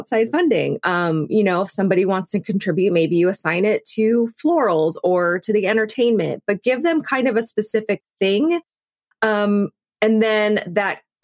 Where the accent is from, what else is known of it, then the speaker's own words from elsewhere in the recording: the South, United States; I grew up in the South, so saying thank you to people for like anything is really important